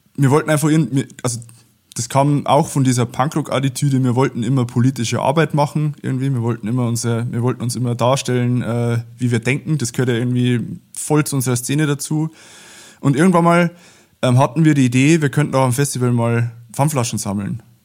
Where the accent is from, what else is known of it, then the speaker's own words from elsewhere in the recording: Abensberg, Bavaria, Germany; bei uns in Abensberg losgegangen, das ist so 30 äh, Kilometer südlich von Regensburg